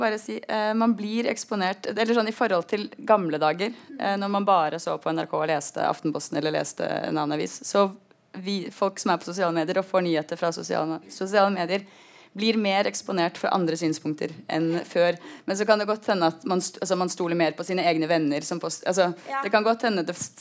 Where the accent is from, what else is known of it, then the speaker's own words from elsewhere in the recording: Oslo, Norway; Jeg kommer jo både fra Oslo-gryta og en venstreavis.